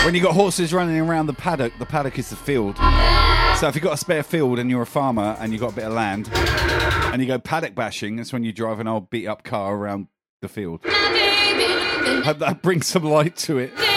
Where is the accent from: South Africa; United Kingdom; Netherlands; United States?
United Kingdom; Southampton, South East England; moved away as an adult; now in Australia; I'm from Southampton